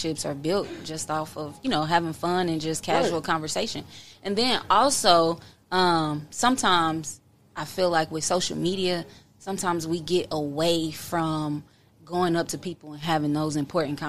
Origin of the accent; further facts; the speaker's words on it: Kansas City, United States; also born or lived in Oklahoma; Born and raised in Kansas City.